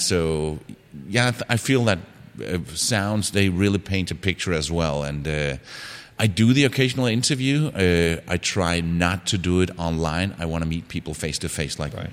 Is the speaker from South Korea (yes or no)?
no; Denmark; moved away as an adult; I'm from Denmark